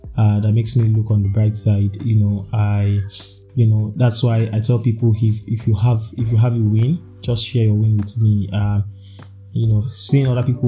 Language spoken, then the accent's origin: English; Nigeria; being a Nigerian and being an Arsenal fan